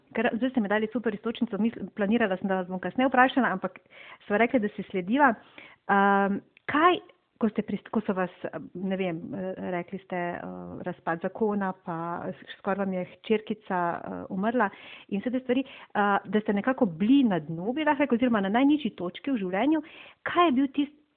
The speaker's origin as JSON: {"language": "Slovenian", "country": "Slovenia", "said": "Slovenci smo znani kot zelo zadržani"}